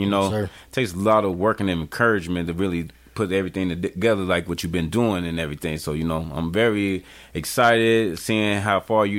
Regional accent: Chicago, Illinois, United States; South side all day.

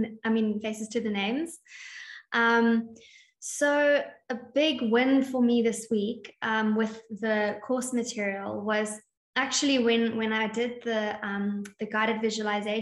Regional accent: South Africa; now in Mauritius; I'm from South Africa and I'm in Mauritius now

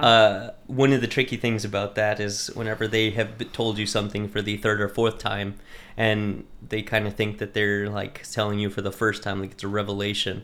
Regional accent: Lubbock, Texas, United States; moved away as an adult; also born or lived in California; now in Conshohocken, United States; I was actually born and raised in Texas, um, in a, like, farming area

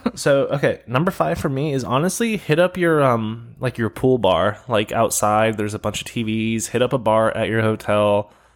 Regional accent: California, United States; we're from California

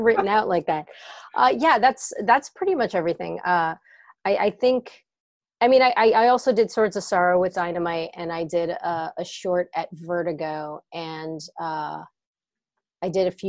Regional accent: Bergen County, New Jersey, United States; also born or lived in Bronx, New York; I grew up in North Jersey, in Bergen County

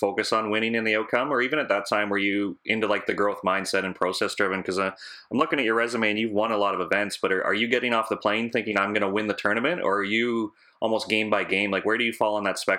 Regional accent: Canada; as a Canadian

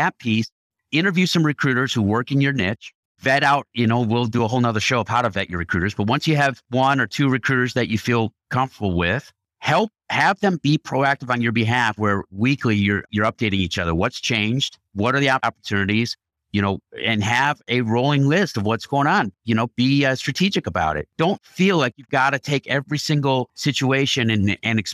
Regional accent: Chicago, Illinois, United States; I grew up in Chicago

